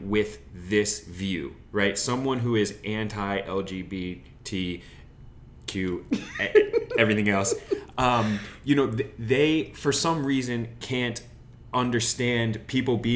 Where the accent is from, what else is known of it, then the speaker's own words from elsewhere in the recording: Wyoming, United States; now in Los Angeles, United States; I grew up in Wyoming on a farm right? Mm-hmm. And so my parents are cowboys, my grandparents were cowboys, mm-hmm. but I don't feel like a cowboy